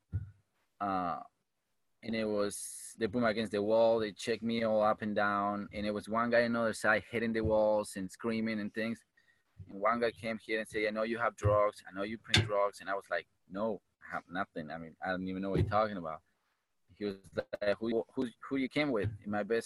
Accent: Uruguay; English is a second language; moved away as an adult; now in United States; where I'm from Uruguay, South America.

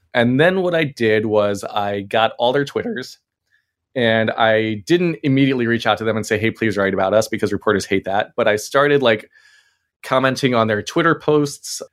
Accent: Maryland, United States; we were growing up in Maryland

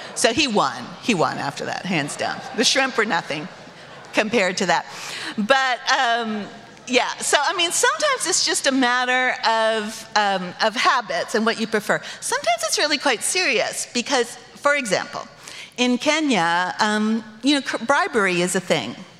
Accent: United States; My identity as American citizen was secure

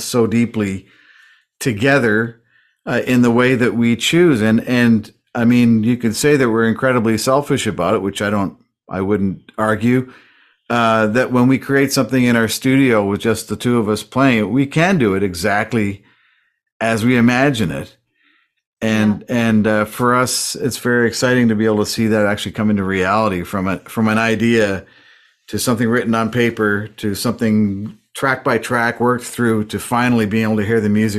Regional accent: Weybridge, South East England, United Kingdom; moved away; also born or lived in Toronto, Canada; I was born in England. Yes, at a very young age. I was in Weybridge.

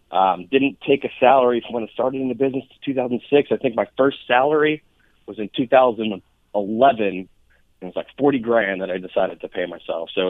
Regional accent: New York, United States; I am from New York originally.

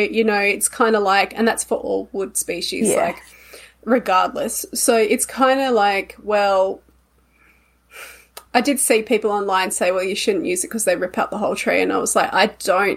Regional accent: Australia

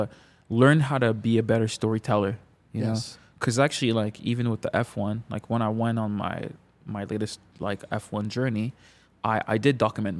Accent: Canada; from my perspective of like a Congolese kids growing up in Canada

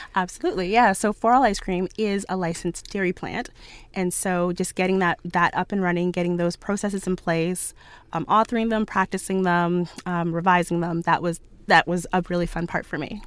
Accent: Ottawa, Ontario, Canada; I grew up in Ottawa

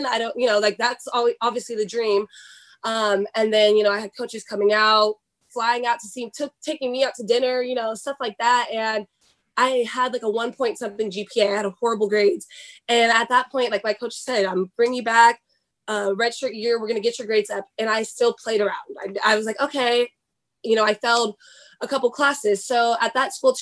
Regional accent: Sacramento, California, United States; moved away as an adult; also born or lived in Wyoming / Indiana; I grew up in Sacramento, California

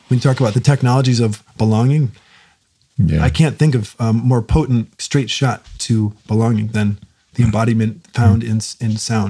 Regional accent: East Coast, United States; moved away as an adult; now in Washington, United States; I'm from the East Coast, and I'd never heard of song circles. And then I moved out to Washington about five-ish years ago.

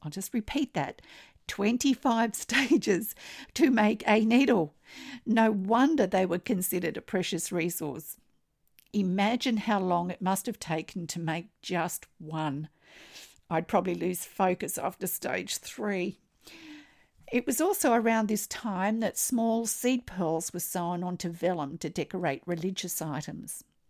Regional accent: Australia; I'm an Australian textile artist

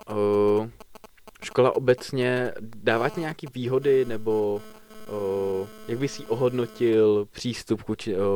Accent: Brno, South Moravian Region, Czechia; Tak a... já zrovna jsem Brňák, takže mi to...

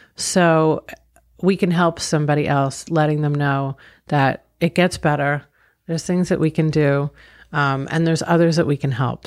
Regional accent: Long Island, New York, United States; I grew up in Long Island, New York.

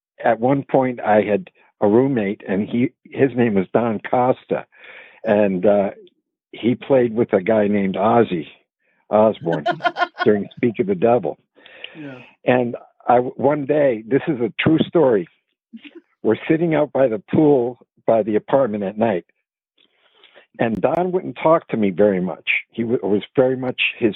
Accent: Vancouver, British Columbia, Canada; moved away as an adult; also born or lived in Chicago / Los Angeles; I was born in Chicago, but I was raised in Vancouver, British Columbia.

